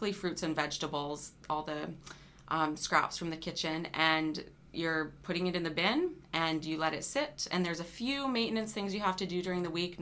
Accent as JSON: {"language": "English", "town": "Calgary", "region": "Alberta", "country": "Canada", "also_born_or_lived": "Vancouver, Canada", "moved": "as an adult", "lives_now": "Moose Jaw, Canada", "said": "I'm originally from Calgary"}